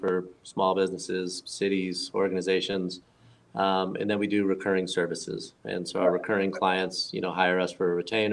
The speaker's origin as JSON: {"language": "English", "region": "Florida", "country": "United States", "tie": "born or raised there", "also_born_or_lived": "Arizona", "moved": "as an adult", "said": "I was born and raised in Florida"}